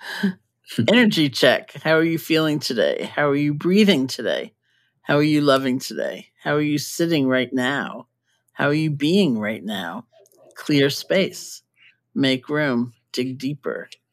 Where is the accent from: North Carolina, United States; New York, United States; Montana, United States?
New York, United States; New York City; moved away; I grew up in New York